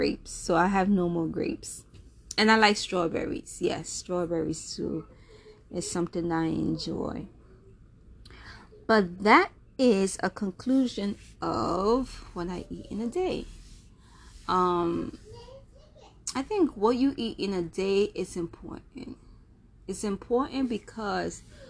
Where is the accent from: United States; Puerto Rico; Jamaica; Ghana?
Jamaica; I'm Jamaican, so you know the great Jamaican meals